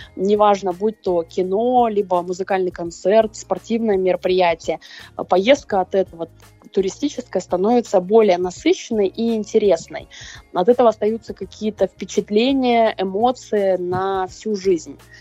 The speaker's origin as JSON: {"language": "Russian", "town": "Krasnoyarsk", "region": "Krasnoyarsk Krai", "country": "Russia", "said": "и я, и она из Красноярска"}